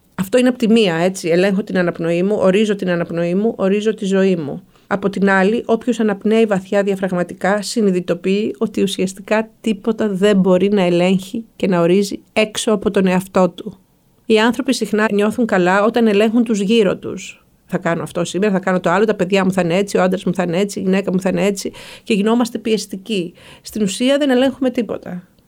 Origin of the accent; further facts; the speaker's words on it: Karditsa, Thessaly, Greece; moved away as an adult; also born or lived in Moscow, Russia / Athens / Salzburg; γεννήθηκα και μεγάλωσα στην Καρδίτσα